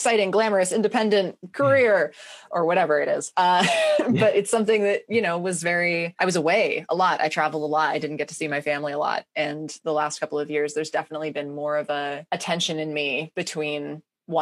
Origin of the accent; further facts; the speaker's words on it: Ojai, California, United States; moved away as an adult; also born or lived in Portland; I just moved back down to my hometown a couple months ago